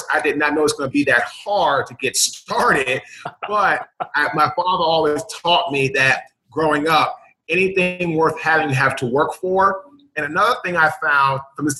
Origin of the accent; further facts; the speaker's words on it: Washington, District of Columbia, United States; I'm from Washington, D.C.